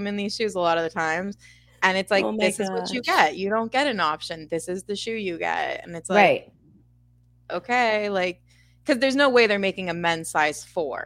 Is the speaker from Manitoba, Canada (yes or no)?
yes; Winnipeg, Manitoba, Canada; I'm from Winnipeg, Manitoba, Canada. I kind of grew up a little bit outside the city, but I live inside the city now.